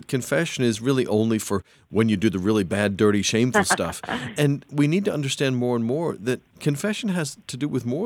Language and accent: English; Pennsylvania, United States; I was brought up in Pennsylvania